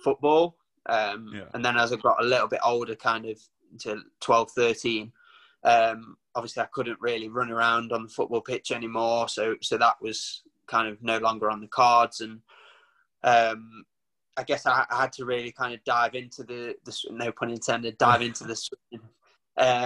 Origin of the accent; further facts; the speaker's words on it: Nottinghamshire, East Midlands, United Kingdom; I'm from Nottinghamshire.